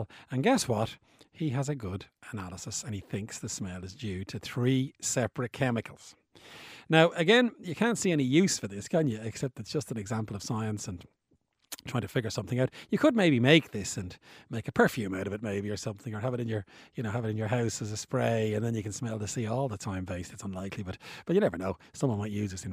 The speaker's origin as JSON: {"language": "English", "town": "Bray", "region": "Leinster", "country": "Ireland", "moved": "yes", "said": "I'm from Bray, County Wicklow, and I went back there a couple of weeks ago"}